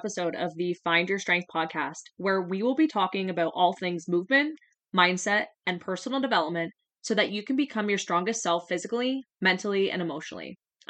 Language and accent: English; Ontario, Canada; And I'm from Southwestern Ontario, and right now it feels like minus 20 outside